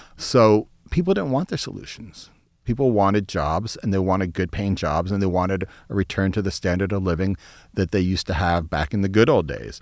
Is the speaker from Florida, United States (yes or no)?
no; Youngstown, Ohio, United States; I grew up in Youngstown, Ohio